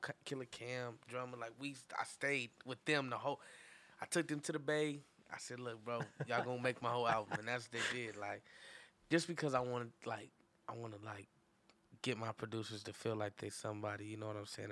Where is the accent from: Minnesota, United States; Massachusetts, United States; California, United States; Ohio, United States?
California, United States; Inglewood; that's my hometown